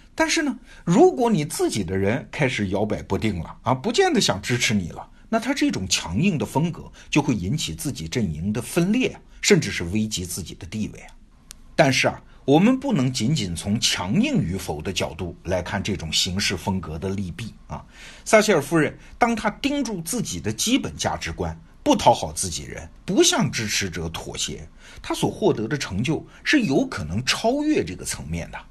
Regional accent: China; 我们中国人

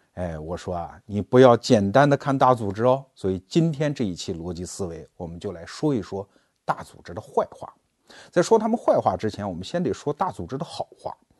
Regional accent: China; 我们中国人不仅在先秦时代就打造出了这套优秀的文官制度

